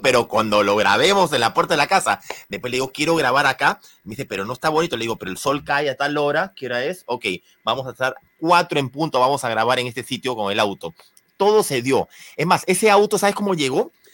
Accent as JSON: {"language": "Spanish", "country": "Peru", "said": "yo soy peruano"}